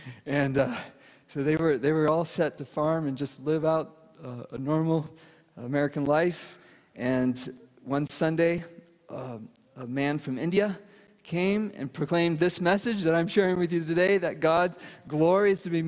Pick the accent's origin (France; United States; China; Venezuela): Venezuela; And I speak Spanish because I grew up in Venezuela.